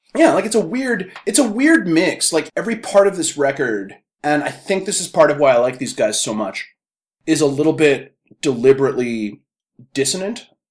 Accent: Canada; we are Canadian

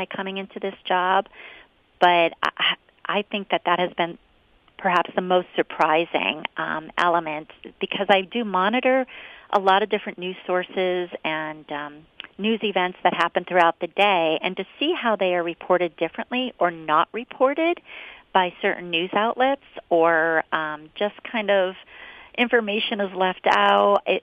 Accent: Scranton, Pennsylvania, United States; I was born and raised in Scranton

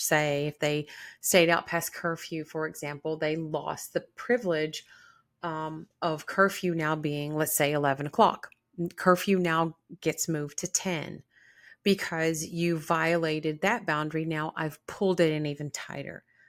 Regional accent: the South, United States; I was born in the South

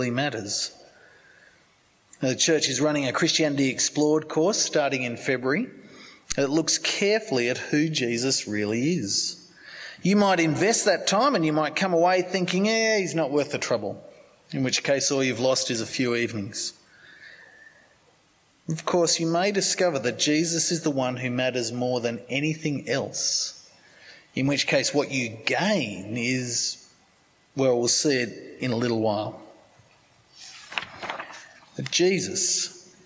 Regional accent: Sydney, New South Wales, Australia; I grew up in Sydney

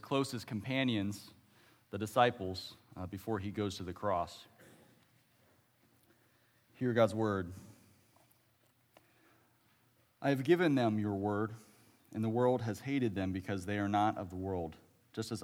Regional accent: Ohio, United States; moved away; I was originally from Ohio

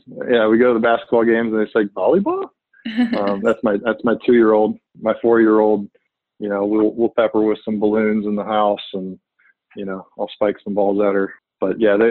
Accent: Virginia, United States; I grew up in Virginia. I'm a Virginia resident, native

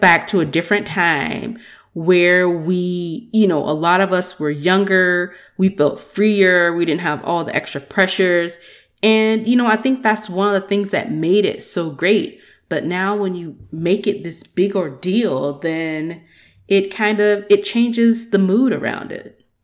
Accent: Georgia, United States; also born or lived in Atlanta; I'm from Georgia

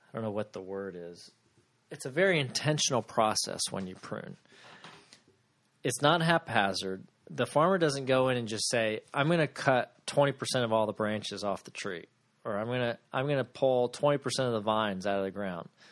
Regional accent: Ocala, Florida, United States; I grew up in Florida, and in Florida we had a, an ocala in the middle of the state where I grew up.

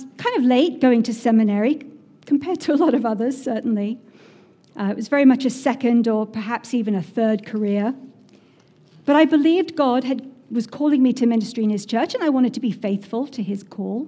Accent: England, United Kingdom; moved away as an adult; now in Massachusetts, United States; I'm from England originally, in case you couldn't tell that already. But I've lived here in Massachusetts for 20 years now

